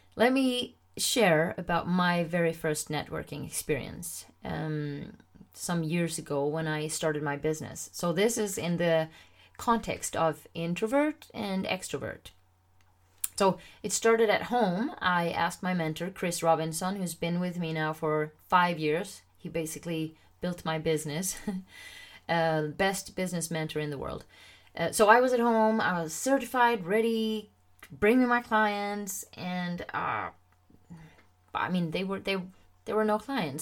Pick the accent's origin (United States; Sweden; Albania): Sweden; first language Swedish; English is a second language